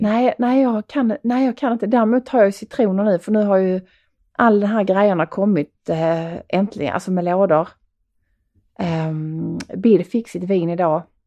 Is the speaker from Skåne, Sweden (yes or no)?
yes; Skåne, Sweden; accent: Skånska; min skånska